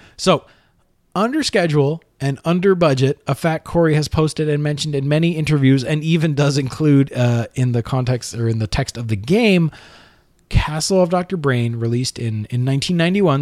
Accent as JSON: {"language": "English", "country": "Canada", "said": "I am also Canadian and my taxes also pay for the C B C"}